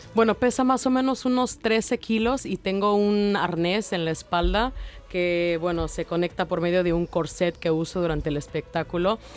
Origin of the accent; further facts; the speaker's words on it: Mexico; tributo a, mi país